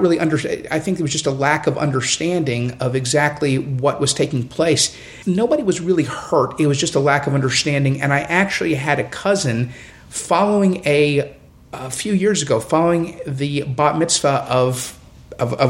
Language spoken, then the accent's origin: English; Houston, Texas, United States; I grew up here in Houston. My family has been in Houston since the late 1930s. I grew up here.